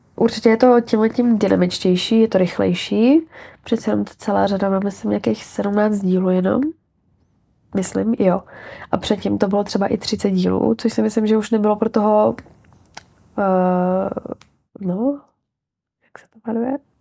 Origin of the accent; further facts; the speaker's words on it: Czechia; moved away as an adult; now in Prague, Czechia; já jsem z Hradce